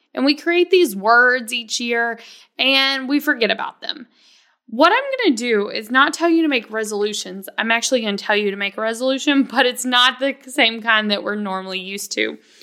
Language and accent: English; the South, United States; I come from the South where you're supposed to be, like, super humble, super polite.